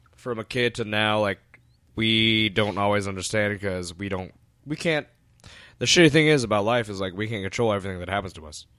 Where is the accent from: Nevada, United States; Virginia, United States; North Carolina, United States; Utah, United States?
Virginia, United States; Woodbridge; I grew up in Woodr-, Woodbridge, Virginia